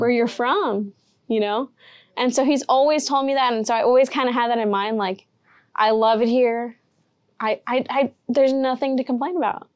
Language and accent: English; Rio Grande Valley, Texas, United States; I'm in the Valley, I grew up in the Valley, and I love the way that that looks